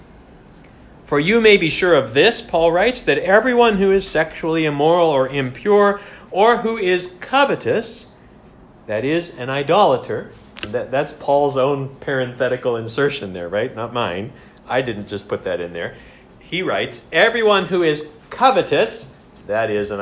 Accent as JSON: {"language": "English", "country": "United States", "moved": "yes", "lives_now": "Canada", "said": "as an American"}